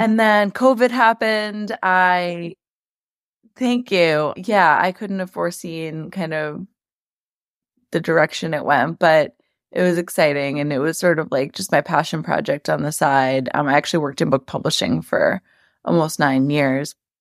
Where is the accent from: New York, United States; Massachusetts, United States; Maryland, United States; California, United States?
New York, United States; New York City; also born or lived in Long Island, New York; I'm from New York, born and raised in Queens. Now I live on the South Shore of Long Island.